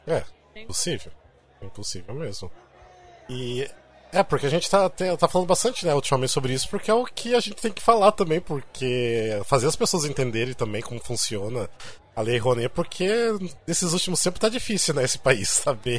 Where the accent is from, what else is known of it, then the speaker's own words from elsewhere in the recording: interior of Paraná, Brazil; moved away as an adult; now in São Paulo, Brazil; eu também não sou do, de São Paulo, sou do interior do, do Paraná, mas eu moro aqui sete anos